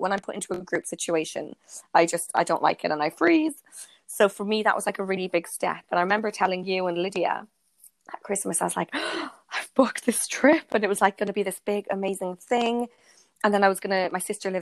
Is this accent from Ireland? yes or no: yes; Ireland; now in London, United Kingdom; I went back to my hometown in Ireland